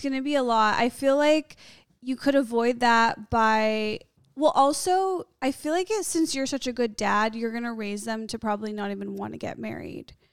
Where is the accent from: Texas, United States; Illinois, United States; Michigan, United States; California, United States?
Illinois, United States; Skokie; I grew up in Skokie. It's a suburb of Chicago